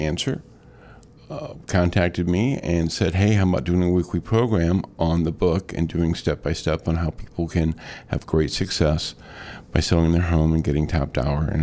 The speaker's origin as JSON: {"language": "English", "area": "Metro East", "region": "Illinois", "country": "United States", "tie": "born or raised there", "also_born_or_lived": "Shiloh, Illinois", "said": "Born and raised in Metro East"}